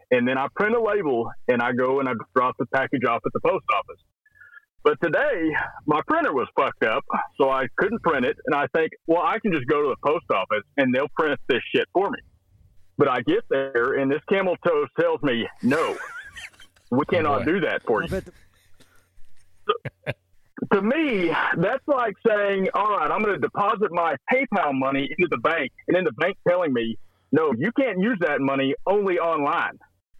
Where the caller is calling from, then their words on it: Clarendon, Texas, United States; In Clarendon, Texas.